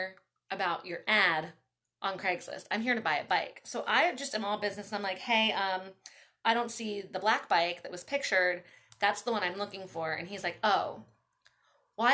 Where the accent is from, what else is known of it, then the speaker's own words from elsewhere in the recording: Baltimore, Maryland, United States; moved away as an adult; also born or lived in Tennessee; now in Long Beach, United States; I grew up in Baltimore